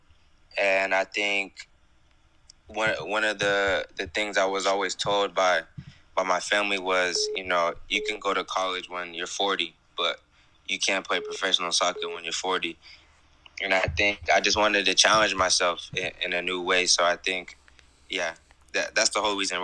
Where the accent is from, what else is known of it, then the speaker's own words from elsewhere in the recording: West Coast, United States; I'm from the West Coast